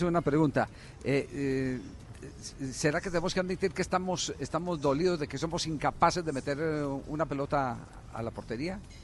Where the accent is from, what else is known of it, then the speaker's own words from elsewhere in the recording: Manizales, Caldas, Colombia; en mi tierra, en la ciudad de Manizales